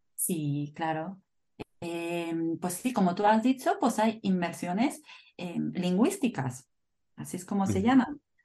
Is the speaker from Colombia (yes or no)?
no; northern Spain, Spain; Soy de España, como tú. Del norte de España.